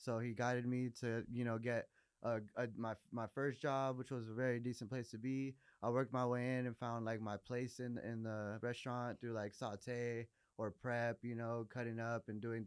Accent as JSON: {"language": "English", "town": "Los Angeles", "region": "California", "country": "United States", "tie": "born or raised there", "also_born_or_lived": "Riverside, California / Torrance, California / Colorado", "lives_now": "Cerritos, United States", "said": "I grew up around Pedro. I originally was born in Riverside. After that, moved to Pedro. After Pedro, I started growing up in like Torrance area"}